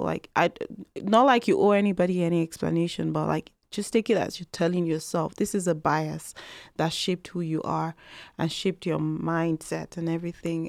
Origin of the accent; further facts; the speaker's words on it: Nigeria; now in Canada; I'm from Nigeria.